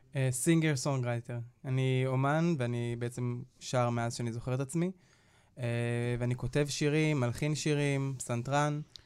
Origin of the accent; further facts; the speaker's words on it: Nir Yafe, Northern District, Israel; אני גדלתי במושב אה, ניר יפה, במושב בצפון, אה, ליד עפולה